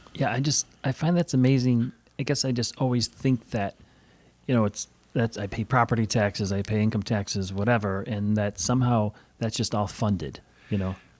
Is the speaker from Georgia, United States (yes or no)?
no; Chicago, Illinois, United States; now in Valparaiso, United States; I grew up in Chicago